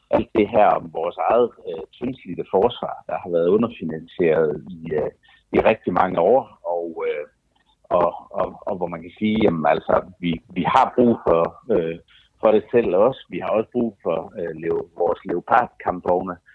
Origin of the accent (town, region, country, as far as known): Denmark